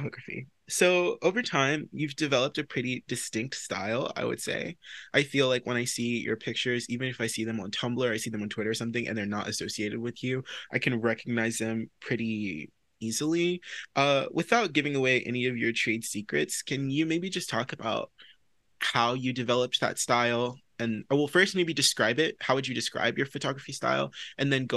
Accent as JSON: {"language": "English", "region": "the South", "country": "United States", "also_born_or_lived": "New York", "moved": "as an adult", "said": "I'm from the South as well"}